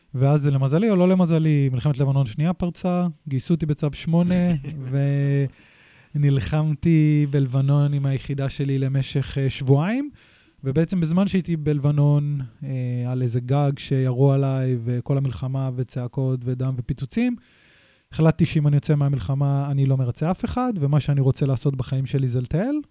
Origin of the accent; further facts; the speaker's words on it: Nahariya, Northern District, Israel; moved away as an adult; גדלתי בנהריה, ההורים שלי גרושים.